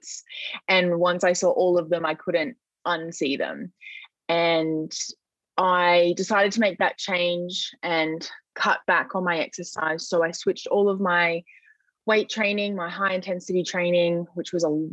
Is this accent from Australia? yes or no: yes; Australia; I'm an Australian university student